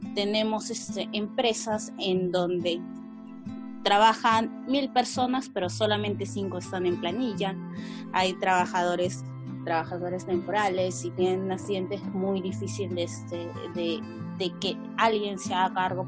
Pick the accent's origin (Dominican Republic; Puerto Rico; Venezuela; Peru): Peru; soy de Perú